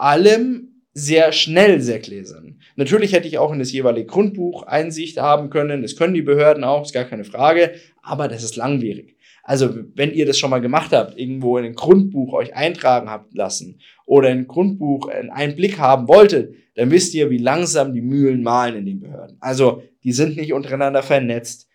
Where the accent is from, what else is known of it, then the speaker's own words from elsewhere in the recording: Bavaria, Germany; bei uns in Bayern